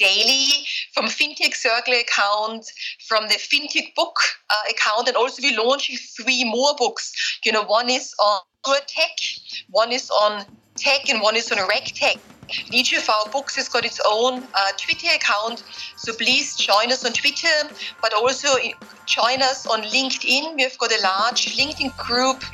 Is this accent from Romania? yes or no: no; Austria; moved away as an adult; also born or lived in Vienna / Berkeley / Silicon Valley; now in London, United Kingdom; I grew up in Austria. So I'm Austrian originally.